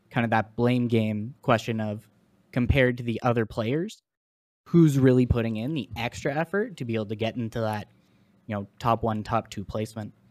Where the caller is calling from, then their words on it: Ontario, Canada; Yeah, I call him from Ontario, Canada.